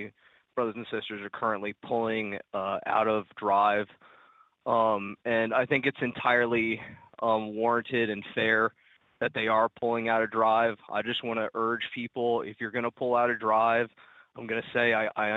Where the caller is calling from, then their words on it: Texas, United States; This is … calling from Texas. I'm a Teamster down here in Texas.